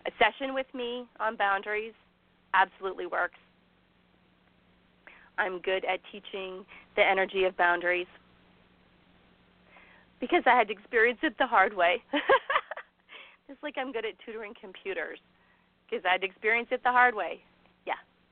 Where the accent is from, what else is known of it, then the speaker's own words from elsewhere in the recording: Canada; I'm Canadian